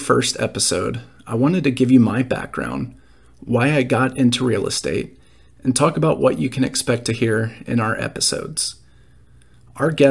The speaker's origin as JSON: {"language": "English", "town": "Dallas", "region": "Texas", "country": "United States", "tie": "born or raised there", "also_born_or_lived": "Nashville, Tennessee", "moved": "as an adult", "said": "I was raised in Dallas, Texas, and moved away for college. After college, I moved to Nashville"}